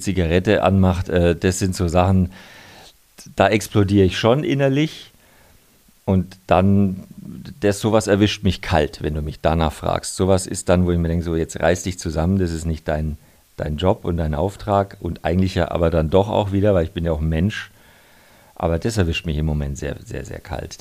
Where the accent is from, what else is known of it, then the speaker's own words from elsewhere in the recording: Nuremberg, Bavaria, Germany; now in Munich, Germany; ich bin zwar jetzt gefühlt ein bisschen mehr Münchner als Nürnberger, einfach weil ich da schon sehr lange lebe und die meiste Zeit äh, verbringe, aber ich komme immer wieder gern heim nach Nürnberg